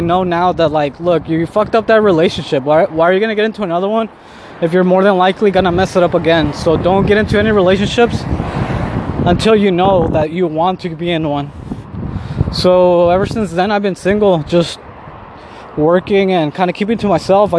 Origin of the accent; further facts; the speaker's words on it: Southern California, United States; moved away as an adult; also born or lived in Mexico City, Mexico; now in Mexico; I was born in Mexico City, but I was raised in California, Southern California, since I was a baby